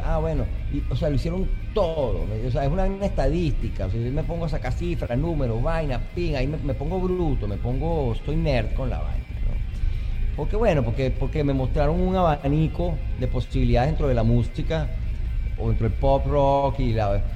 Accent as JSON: {"language": "Spanish", "town": "Caracas", "region": "Capital District", "country": "Venezuela", "tie": "born or raised there", "moved": "yes", "said": "Nací en Caracas"}